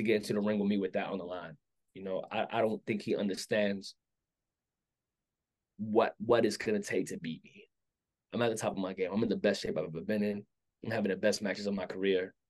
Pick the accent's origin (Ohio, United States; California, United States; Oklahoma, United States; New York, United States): New York, United States; New York City; growing up in Brooklyn